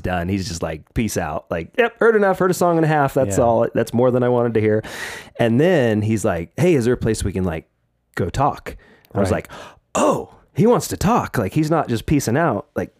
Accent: Oregon, United States; I grew up in Oregon as well. Right. I was in Southern Oregon, where I grew up in kind of Jacksonville, Medford area there.

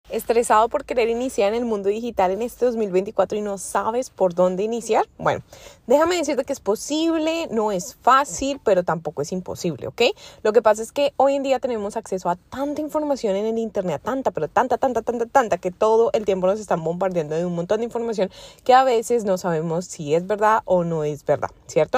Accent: Colombia; now in United States; sabes que soy colombiana, pero yo vivo en Estados Unidos

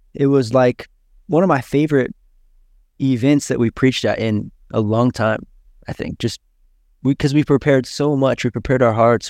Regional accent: United States; now in Brazil; I am American

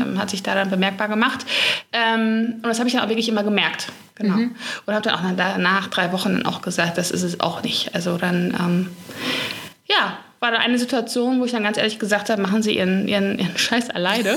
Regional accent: Gelsenkirchen, North Rhine-Westphalia, Germany; ich komme aus Gelsenkirchen. Gelsenkirchen ist eigentlich so im Ruhrpott

